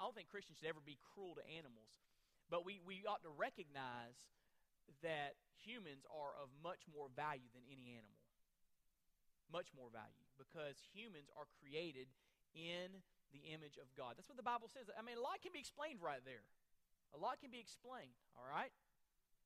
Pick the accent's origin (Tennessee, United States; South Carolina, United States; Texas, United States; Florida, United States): Florida, United States; moved away; I'm from Florida originally